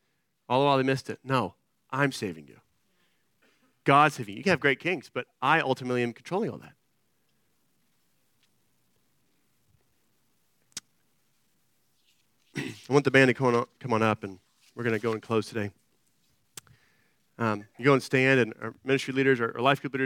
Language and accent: English; Austin, Texas, United States; I'm from Austin